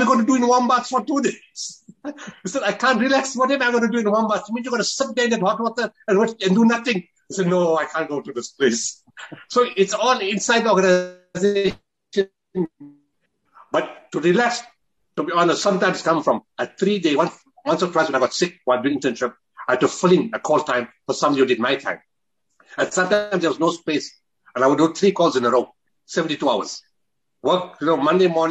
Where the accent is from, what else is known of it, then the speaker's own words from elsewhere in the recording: Potchefstroom, North West, South Africa; I was born in Potterstrom